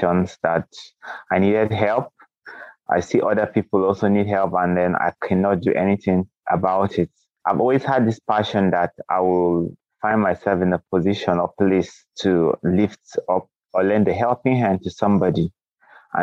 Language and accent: English; Kogi, Nigeria; I am from Nigeria in a place called Kogi State. Kogi State is a state in Nigeria, and I grew up here